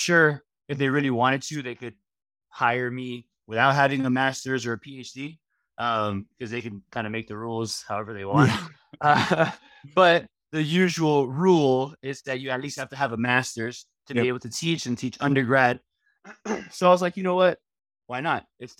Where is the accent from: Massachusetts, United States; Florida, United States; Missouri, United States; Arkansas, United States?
Florida, United States; Miami; Because although, you know, 305, growing up in Miami.